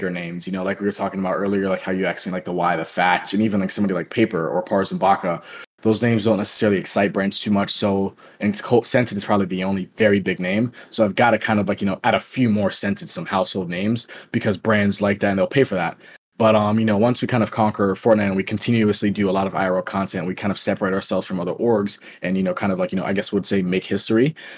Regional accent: Florida, United States; I'm from Florida as well

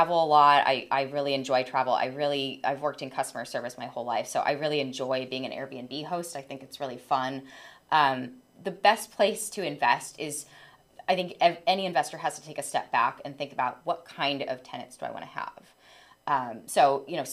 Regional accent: Orange County, California, United States; I'm born and raised in Orange County

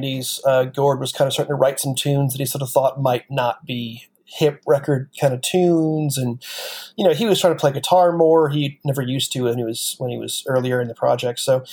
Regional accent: Western New York, United States; I grew up in Western New York, which means I was within about 100 miles of Canada

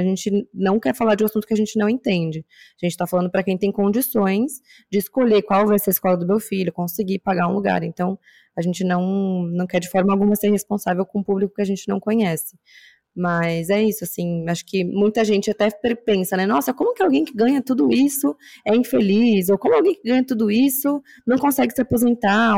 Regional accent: São Paulo, Brazil; eu cresci na Zona Norte de São Paulo

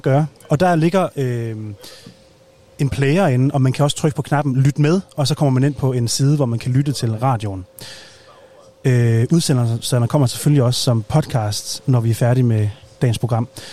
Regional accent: North Jutland, North Denmark Region, Denmark; vi er begge to fra Nordjylland

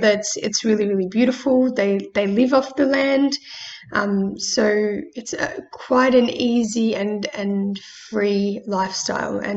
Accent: Australia; while I was born in Australia, I have visited Macedonia many times, and I think what I love most about my home country

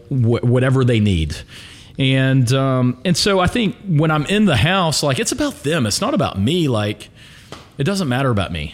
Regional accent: Pelham, Alabama, United States; I grew up in Pelham

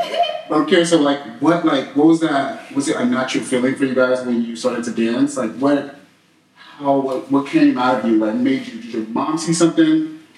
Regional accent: Chicago, Illinois, United States; now in Los Angeles, United States; I was like, I'm just from Chicago.

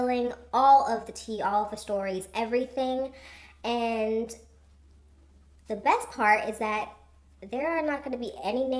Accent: Florida, United States; also born or lived in northern US; I was raised in Florida, the great state of Florida

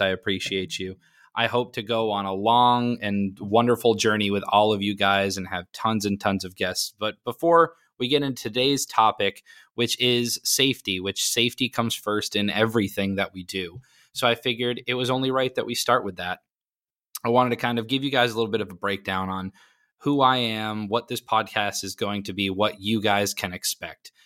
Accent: Maine, United States; now in Florida, United States; I was born and raised in Maine

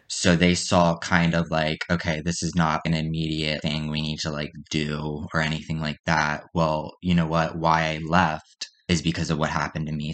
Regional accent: Perry Hall, Maryland, United States; I'm from Perry Hall, Maryland. I grew up in Maryland pretty much my whole life

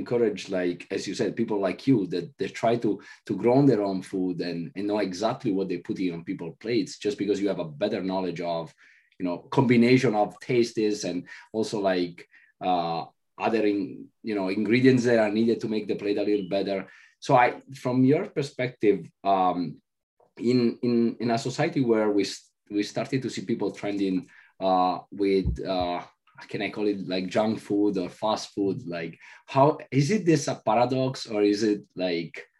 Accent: Italy; moved away; I'm from Italy

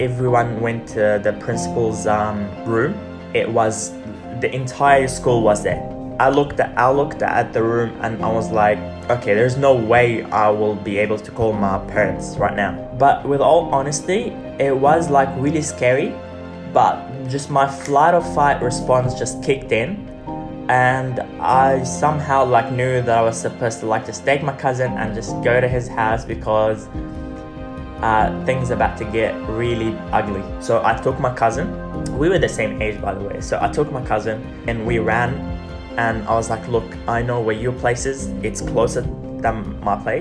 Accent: Gaza, Gaza Strip, Palestine; as a Palestinian growing up in Gaza

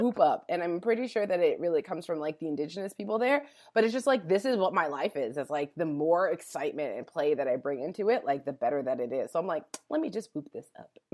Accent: Calgary, Alberta, Canada; moved away as an adult; also born or lived in California; I was born and raised in Calgary, Alberta

